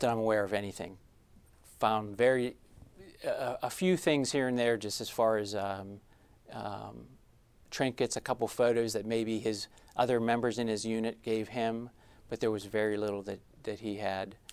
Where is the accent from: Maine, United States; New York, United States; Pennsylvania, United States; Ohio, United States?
Pennsylvania, United States; Trafford; now in Pittsburgh, United States; I grew up in Trafford, Pennsylvania